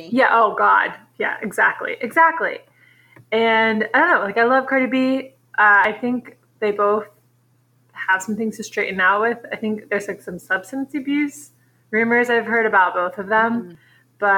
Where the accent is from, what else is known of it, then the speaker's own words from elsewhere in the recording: New Jersey, United States; tell them we're from Jersey.